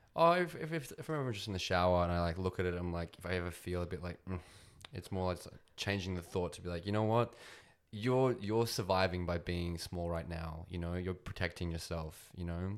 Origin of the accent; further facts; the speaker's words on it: Australia; I'm Australian, um, but I'm also, I think I'd put Russian in there. Technically Ukrainian, actually.